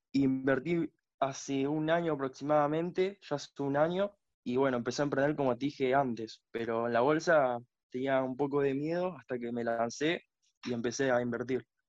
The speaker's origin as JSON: {"language": "Spanish", "town": "Tortuguitas", "region": "Buenos Aires Province", "country": "Argentina", "said": "Yo soy de Buenos Aires. De Buenos Aires."}